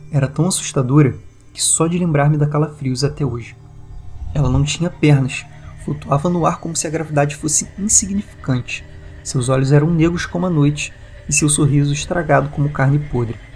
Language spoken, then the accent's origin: Portuguese; Rio de Janeiro, Brazil; inclusive bem longe de onde eu tô, né, porque eu sou do Rio de Janeiro